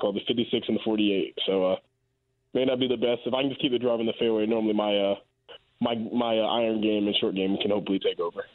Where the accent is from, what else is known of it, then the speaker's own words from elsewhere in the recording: Raleigh, North Carolina, United States; I'm from Raleigh